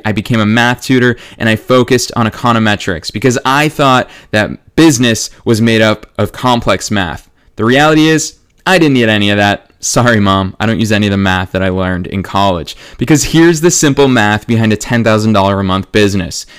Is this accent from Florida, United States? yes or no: no; Marlborough, Massachusetts, United States; my hometown of Marlborough, Massachusetts